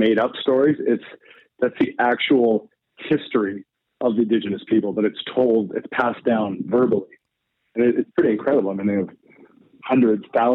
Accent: Yellowknife, Northwest Territories, Canada; moved away as an adult; Yellowknife was such a great place to grow up and such a great time to grow up

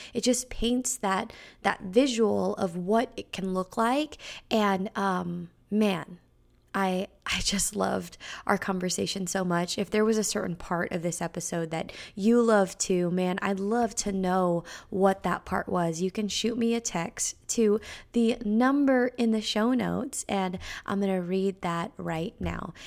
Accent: Bay Area, California, United States; now in Nashville, United States; I'm from the Bay Area in California

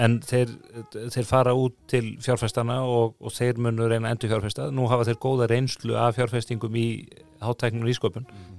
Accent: Iceland; við Íslendingar

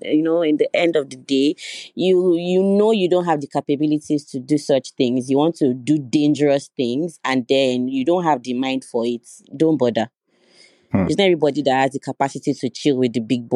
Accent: Owu, Ogun State, Nigeria; I'm from Ogun State, Owu to be precise, and yes, I'm an Owu princess

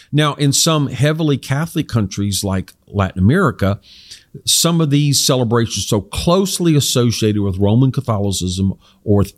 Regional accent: South Korea; I grew up in Korea where my parents were missionaries, and it was a predominantly non Christian country.

